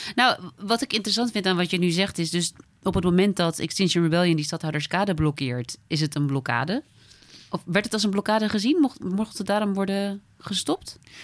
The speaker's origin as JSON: {"language": "Dutch", "region": "Friesland", "country": "Netherlands", "said": "als Fries"}